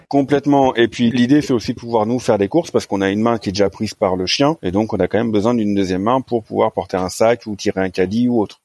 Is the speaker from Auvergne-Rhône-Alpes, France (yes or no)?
no; Rouen, Normandy, France; moved away as an adult; also born or lived in Paris; now in Bordeaux region, France; je suis originaire de Rouen à la base